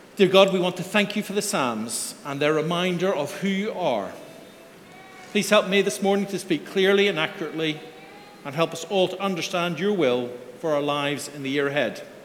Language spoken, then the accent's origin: English; Belfast, Northern Ireland, United Kingdom; moved away; my Sunday school growing up in Belfast